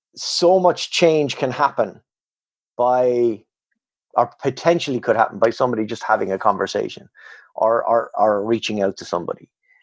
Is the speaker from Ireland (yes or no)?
yes; Ireland; moved away as an adult; also born or lived in Canada; I'm Irish